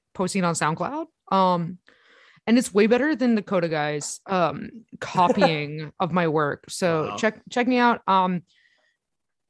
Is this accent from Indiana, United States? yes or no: yes; Northwest Indiana, United States; I grew up in Northwest Indiana